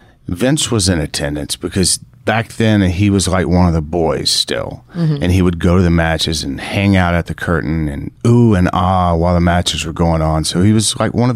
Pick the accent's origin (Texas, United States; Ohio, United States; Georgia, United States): Texas, United States; I'm from Texas. I was raised kind of in the country and things like that. So I'm a country boy.